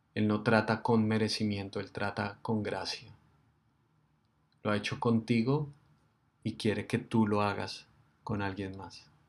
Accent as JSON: {"language": "Spanish", "country": "Colombia", "said": "nosotros somos los colombianos, nosotros somos los que estamos en este país"}